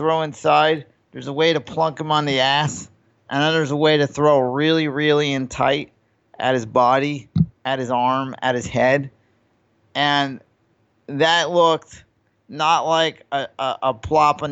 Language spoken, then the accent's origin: English; New York, United States; I grew up in New York